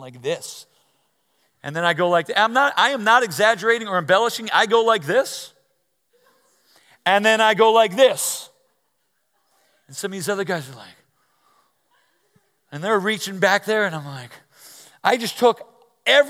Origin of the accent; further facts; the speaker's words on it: New Jersey, United States; I grew up in New Jersey.